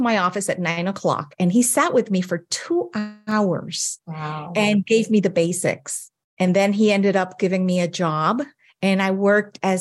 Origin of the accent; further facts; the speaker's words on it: Puerto Rico; moved away as an adult; now in Hawaii, United States; I was born and raised in Puerto Rico